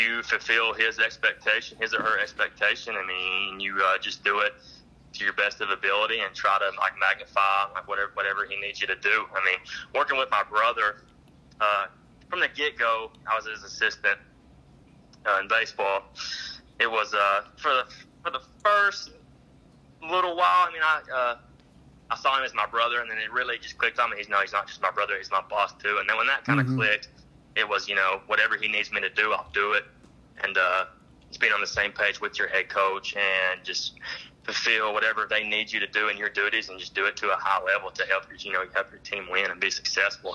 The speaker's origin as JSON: {"language": "English", "town": "Ringling", "region": "Oklahoma", "country": "United States", "tie": "born or raised there", "said": "growing up in Ringling"}